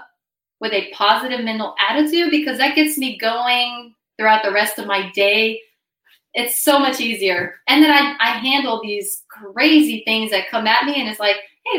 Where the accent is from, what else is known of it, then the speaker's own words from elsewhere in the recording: Brazil; moved away; I was born in the Amazon region of Brazil. My mom is from Louisiana and my dad is Brazilian. So I spent my childhood in Brazil